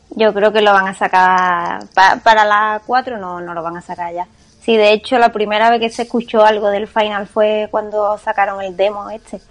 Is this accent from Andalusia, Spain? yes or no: yes; Jaén, Andalusia, Spain; hecho en Jaén y encima que son de mi tierra